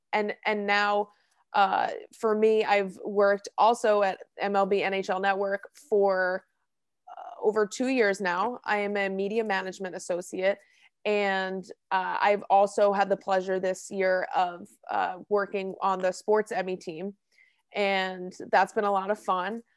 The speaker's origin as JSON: {"language": "English", "town": "Hillsborough", "region": "New Jersey", "country": "United States", "said": "I'm from Hillsborough, New Jersey. I went to Hillsborough High School"}